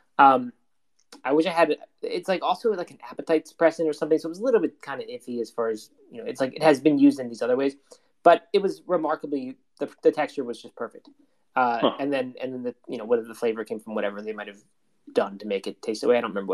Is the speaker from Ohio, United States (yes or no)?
no; Maryland, United States; I grew up in Maryland, and every summer, you know, you ate crabs.